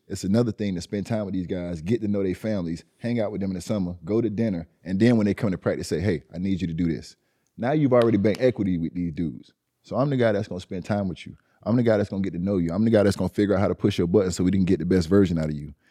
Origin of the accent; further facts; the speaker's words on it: Miami, Florida, United States; I'm from Liberty City.